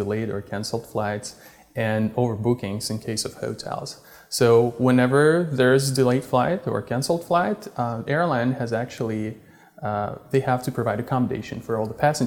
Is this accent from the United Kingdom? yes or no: no; Russia; moved away as an adult; also born or lived in Czech Republic / Silicon Valley; Originally, I am from Russia. When I was 20, I moved to the Czech Republic.